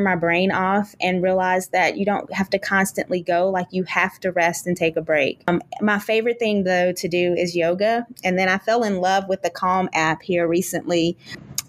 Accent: Kentucky, United States; now in Texas, United States; We live in Texas, and my in-laws live in Kentucky. I'm originally from Kentucky.

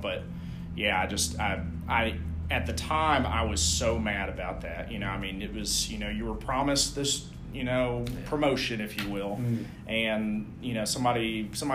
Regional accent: Knoxville, Tennessee, United States; moved away as an adult; I'm originally from Knoxville

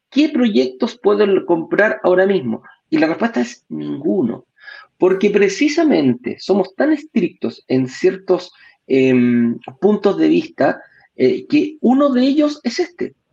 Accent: Chile; acá mismo en mi país también, en Chile nos dicen, oye, hay playas preciosas

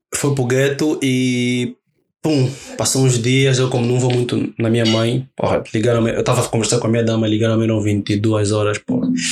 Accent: Luanda, Luanda Province, Angola; eu vivo e cresci no Rocha. Uhum. Vivi no Rocha

